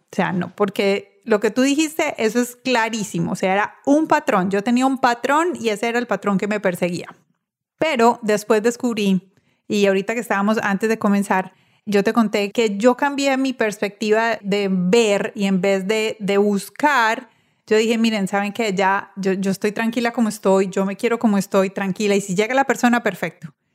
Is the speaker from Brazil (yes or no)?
no; Venezuela; also born or lived in Tulsa, Oklahoma; now in South Florida, United States; Soy venezolana.